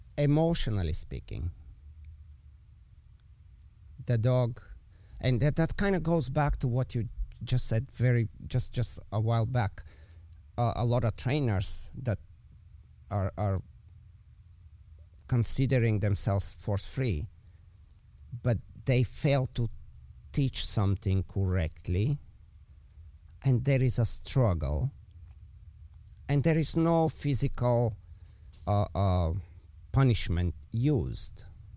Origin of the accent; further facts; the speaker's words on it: Bulgaria; accent: Eastern European; English is a second language; moved away; I'm obviously with my accent, you know, I'm from Eastern Europe. So let's say we go back to Bulgaria